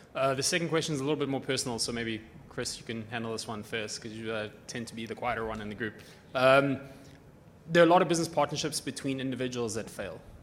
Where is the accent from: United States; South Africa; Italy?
South Africa; now in Victoria, Canada; I'm from South Africa, but recently moved to Victoria